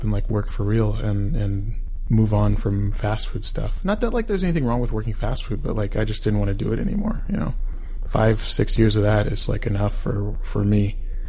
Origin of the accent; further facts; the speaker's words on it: Sacramento, California, United States; born and raised in Sacramento, California, best city in California